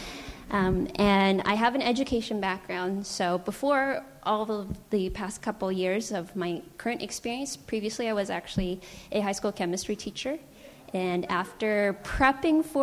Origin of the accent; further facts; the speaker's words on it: San Francisco, California, United States; I was born and raised in San Francisco